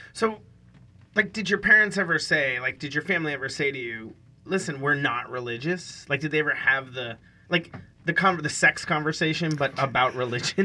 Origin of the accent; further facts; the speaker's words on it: Western Pennsylvania, United States; moved away; I grew up in Western Pennsylvania